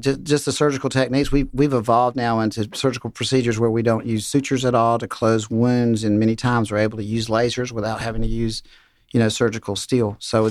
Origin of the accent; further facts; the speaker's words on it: Waycross, Georgia, United States; from Waycross. I grew up in Waycross.